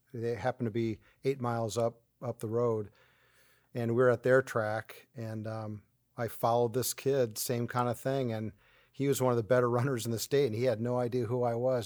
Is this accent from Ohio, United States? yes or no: yes; 40 minutes from Cleveland, Ohio, United States; Cleveland, which is 40 minutes from my hometown